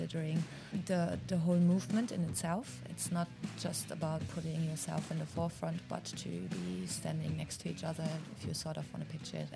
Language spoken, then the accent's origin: English; Germany; moved away; also born or lived in Australia; Originally, I'm from Germany. I lived in Australia for quite a while